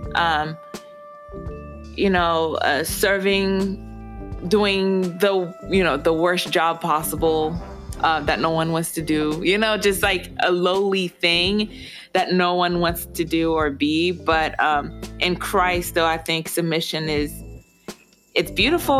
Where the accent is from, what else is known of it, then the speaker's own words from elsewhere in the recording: Haiti; moved away; I'm originally, I was born in Haiti, I'm fully Haitian. My parents are Haitian